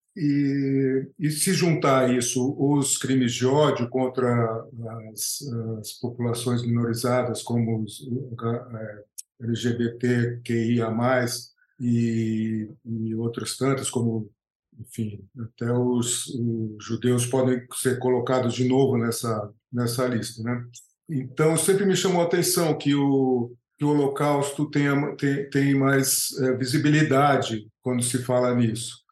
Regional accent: Brazil; sendo brasileiro, é, crescendo, nascido no Brasil, crescendo no Brasil

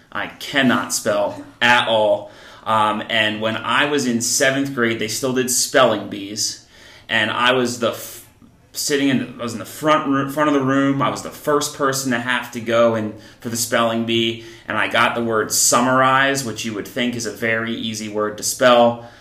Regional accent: Columbus, New Jersey, United States; now in Pennsylvania, United States; I grew up in New Jersey. Um, I grew up in a small town called Columbus

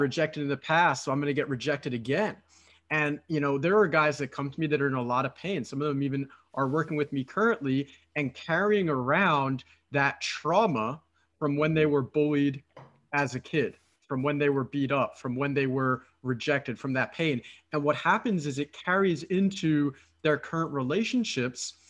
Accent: Philadelphia, Pennsylvania, United States; moved away as an adult; now in Romania; I'm originally from Philadelphia, from the United States

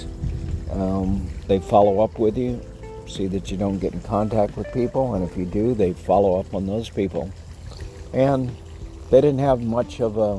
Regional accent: Texas, United States; I'm a Texan

